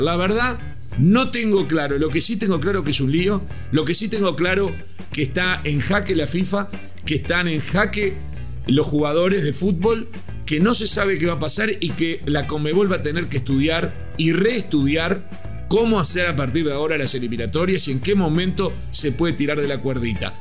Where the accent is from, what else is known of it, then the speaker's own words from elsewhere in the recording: Uruguay; como uruguayo